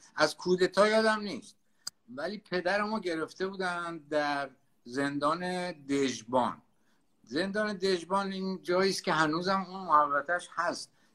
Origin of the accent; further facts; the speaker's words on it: Tehran, Tehran Province, Iran; من بچه تهرانم در واقع یعنی هم تهران به دنیا آمدم تهران بزرگ شدم